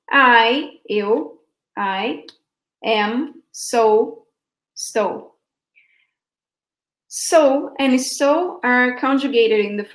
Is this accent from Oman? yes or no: no; Brazil; I was born in Brazil, right? I am from Brazil.